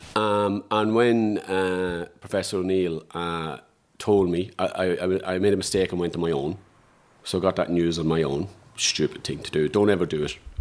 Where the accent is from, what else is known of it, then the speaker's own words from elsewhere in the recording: Dundalk, Leinster, Ireland; I'm a guy from Dundalk